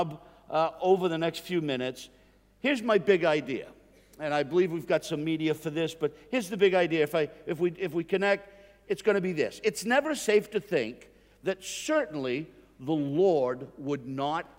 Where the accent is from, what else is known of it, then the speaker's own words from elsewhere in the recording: Northeast, United States; I'm from the Northeast in the United States, and we take off R's where they go, and we put them where they don't exist.